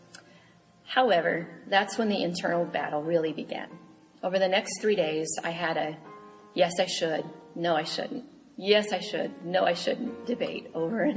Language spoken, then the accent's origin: English; Marion, Illinois, United States; now in Fort Scott, United States; my hometown of Marion, Illinois